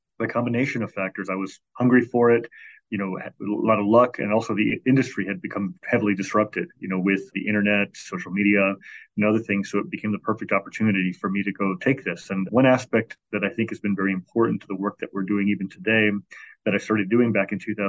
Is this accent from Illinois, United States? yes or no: yes; Chicago, Illinois, United States; born or raised there